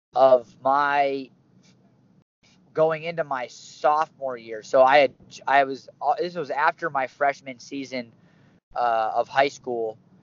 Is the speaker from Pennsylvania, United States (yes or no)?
yes; Bridgeville, Pennsylvania, United States; moved away; also born or lived in State College, Pennsylvania; I was born and raised in Pittsburgh, Pennsylvania, a little town southwest called Bridgeville